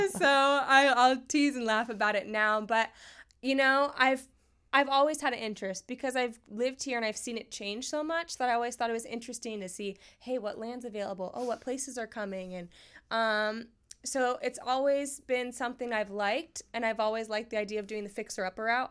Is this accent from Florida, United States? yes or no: yes; North Port, Florida, United States; also born or lived in Sarasota, Florida; I was born and raised in Northport